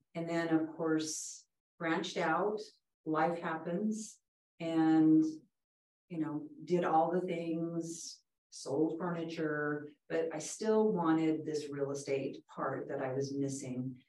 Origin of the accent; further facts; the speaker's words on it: Southern California, United States; I grew up in Southern California, and my father was a real estate broker in Southern California for years